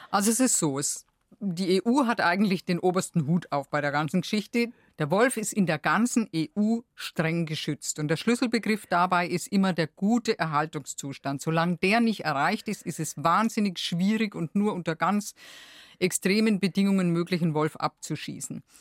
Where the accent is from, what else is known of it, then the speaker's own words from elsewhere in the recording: Bavaria, Germany; Bei uns in Bayern, wir sind da schon noch ein bisschen weg davon.